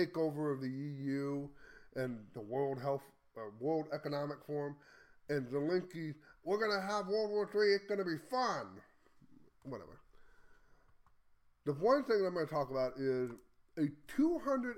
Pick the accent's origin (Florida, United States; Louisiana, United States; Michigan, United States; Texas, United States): Texas, United States; as a Texan